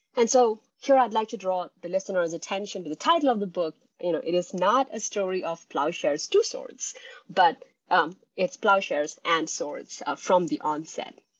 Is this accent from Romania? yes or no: no; India; growing up in India in the 1990s